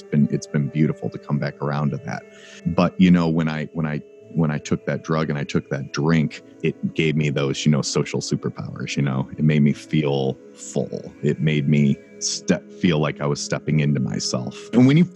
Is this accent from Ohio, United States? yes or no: yes; Cleveland, Ohio, United States; I grew up in Cleveland.